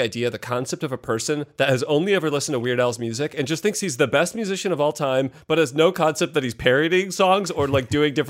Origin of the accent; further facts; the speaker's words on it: Indiana, United States; I'm from Indiana, so I say pin as in pen, but I mean P-E-N.